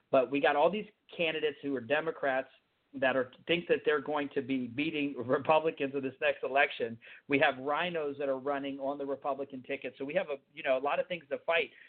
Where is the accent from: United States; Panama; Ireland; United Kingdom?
United States; Fort Benning, Georgia; born there; I was born in Georgia. Immigrants. I was born